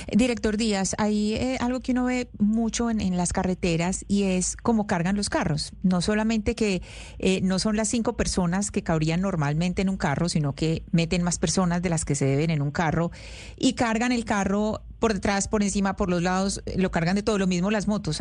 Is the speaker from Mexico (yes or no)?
no; Colombia; los colombianos